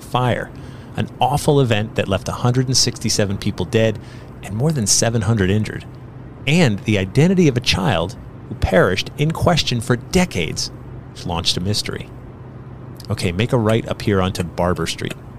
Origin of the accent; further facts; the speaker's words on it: Sandy Hook, Connecticut, United States; when I was a kid growing up in Sandy Hook, Connecticut